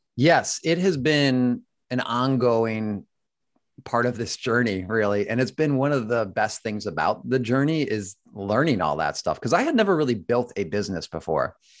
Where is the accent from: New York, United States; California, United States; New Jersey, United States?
New York, United States; Buffalo; moved away as an adult; I grew up in Buffalo, New York, and then moved to New York, New York